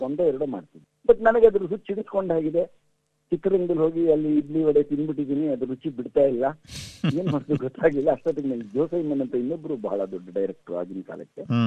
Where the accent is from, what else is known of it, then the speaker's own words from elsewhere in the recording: Mysore, Karnataka, India; now in Bangalore, India; ನಾನು ಮೈಸೂರಲ್ಲಿ ನನ್ನ ಬಾಲ್ಯದಲ್ಲಿದ್ದಾಗ